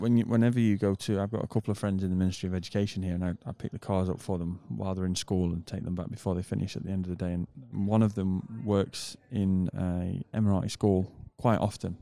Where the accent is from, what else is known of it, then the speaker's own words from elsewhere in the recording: United Kingdom; moved away; I'm a British person